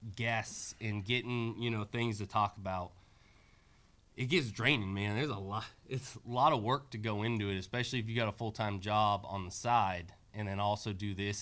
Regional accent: Bay Area, California, United States; also born or lived in Roseville, California; now in Portland, United States; I grew up in the Bay Area until I was about 15 years old.

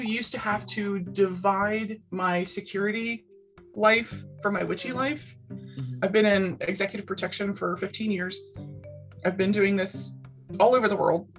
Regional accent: Baltimore, Maryland, United States; I grew up in Baltimore City

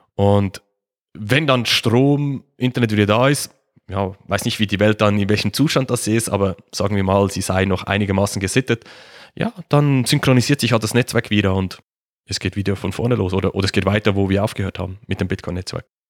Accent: Switzerland; Wie man es wahrscheinlich hört, ich komme aus der Schweiz, ähm, sitze in der Nähe von Zürich.

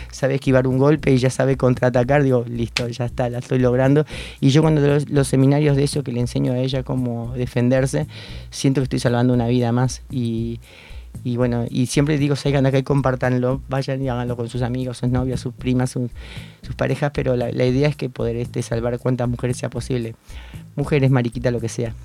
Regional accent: Pilar, Buenos Aires Province, Argentina; yo soy de Pilar, venía de Pilar

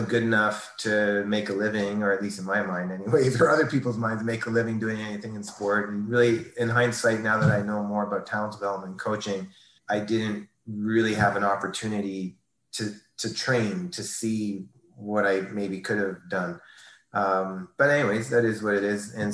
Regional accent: New Liskeard, Ontario, Canada; moved away; also born or lived in Toronto; formative years, small town, Northern Ontario, little town of 5,000 people at the time, New Liskeard, Ontario, born in Toronto only for a year or two, then up to New Liskeard

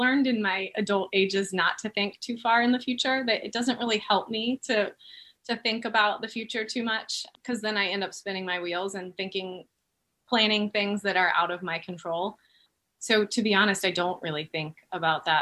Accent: Florida, United States; I grew up in Florida.

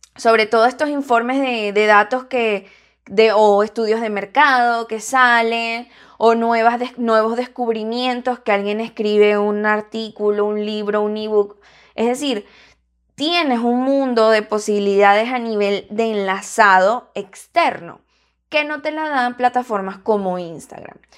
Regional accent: Venezuela; yo soy venezolana

